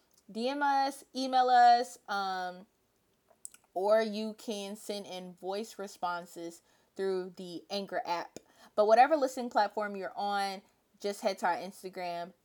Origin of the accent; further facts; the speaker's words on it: Louisville, Kentucky, United States; I'm from Louisville, not from Kentucky